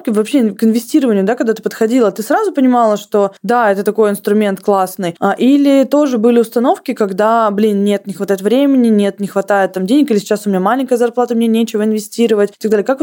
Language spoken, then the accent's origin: Russian; Krasnodar Krai, Russia; по крайней мере, я из Краснодарского края, у нас была такая фраза «хороший понт дороже денег».